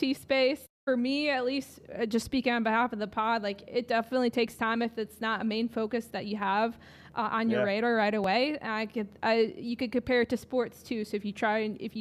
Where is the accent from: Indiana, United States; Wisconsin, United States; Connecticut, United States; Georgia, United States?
Wisconsin, United States; I'm originally from Wisconsin